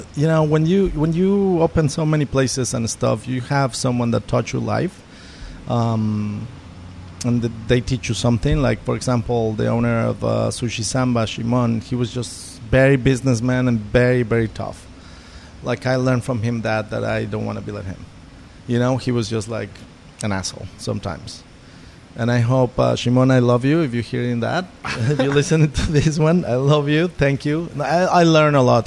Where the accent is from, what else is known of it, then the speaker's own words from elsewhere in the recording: Mexico; moved away as an adult; also born or lived in New York; I'm from Mexico